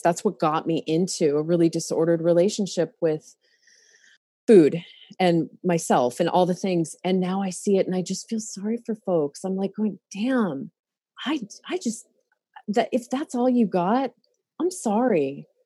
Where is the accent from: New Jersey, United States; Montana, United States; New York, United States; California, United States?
Montana, United States; now in Oregon, United States; I grew up in Montana